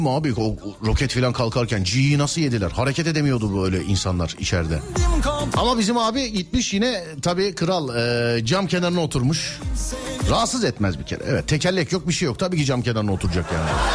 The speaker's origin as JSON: {"language": "Turkish", "region": "Istanbul", "country": "Turkey", "said": "40 yıllık İstanbulluyum ben"}